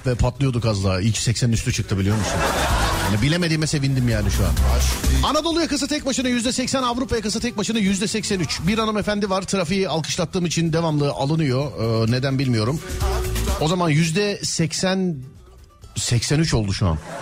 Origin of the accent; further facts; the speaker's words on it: Istanbul, Turkey; ben doğma büyüme İstanbulluyum